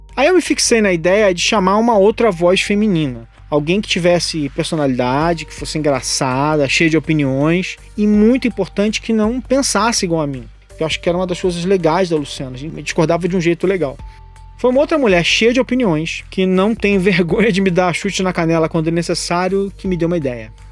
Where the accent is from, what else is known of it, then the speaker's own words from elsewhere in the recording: Rio de Janeiro, Brazil; now in São Paulo, Brazil; Rio de Janeiro, onde eu nasci, mas de onde eu saí há mais de 20 anos